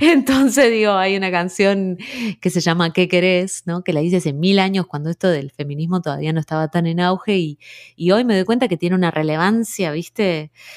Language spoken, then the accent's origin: Spanish; Rosario, Santa Fe, Argentina; moved away as an adult; also born or lived in Trelew / Buenos Aires / New York; nací en Trelew, pero me crié en Rosario